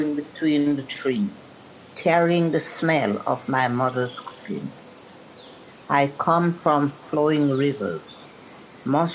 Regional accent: Jamaica; now in United Kingdom; I grew up in the countryside in Jamaica

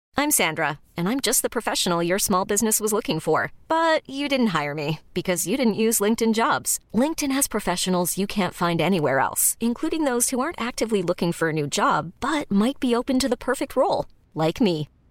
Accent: Australia; As an Aussie

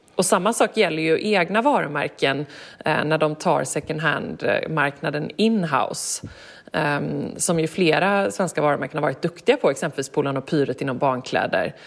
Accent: Gothenburg, Västra Götaland, Sweden; när jag växte upp hemma i Göteborg

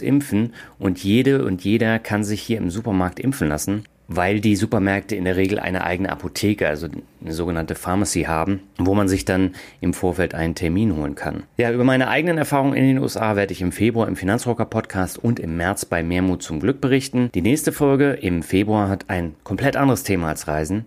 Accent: Germany; Als Deutscher

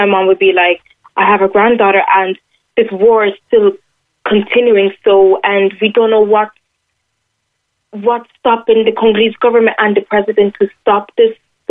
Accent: Ireland; And I also don't regret being Irish.

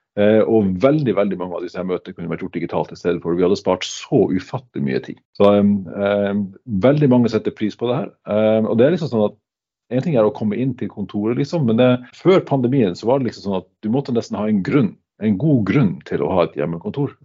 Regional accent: Northern Norway, Norway; moved away; som nordlending

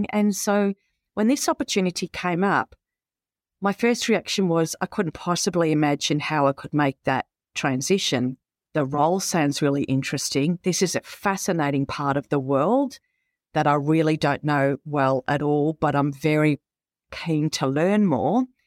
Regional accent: Warrnambool, Victoria, Australia; moved away as an adult; also born or lived in Melbourne / Hong Kong; now in Cairns, Australia; I was actually born and raised in the outer suburbs of Melbourne and was ten when my family moved down to Warrnambool.

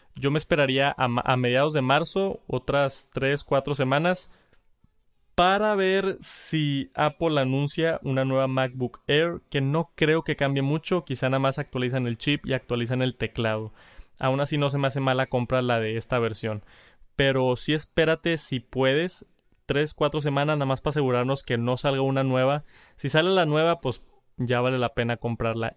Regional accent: Monterrey, Nuevo León, Mexico; Monterrey, aquí de mi ciudad

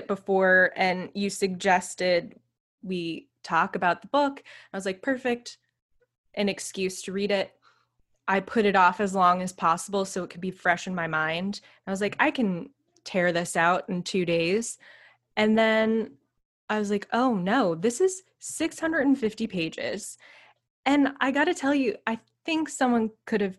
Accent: New Hampshire, United States; I'm from New Hampshire

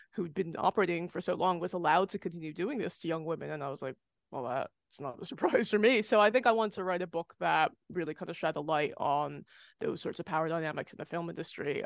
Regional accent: United States; moved away; I'm American, but I don't live there

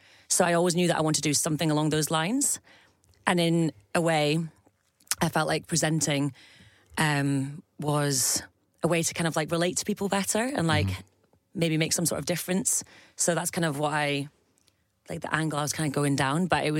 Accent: Scotland, United Kingdom; also born or lived in Staffordshire; So we moved up to Scotland very early on, moved to the borders, went to school there.

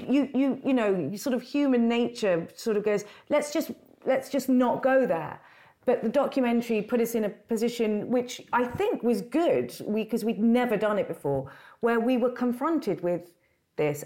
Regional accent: London, United Kingdom; I grew up in London

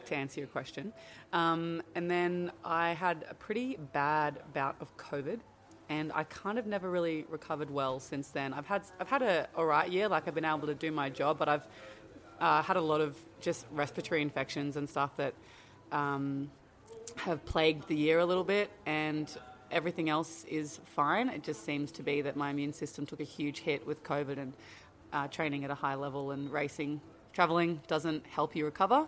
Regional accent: Australia; moved away as an adult; now in Andorra; I am Australian

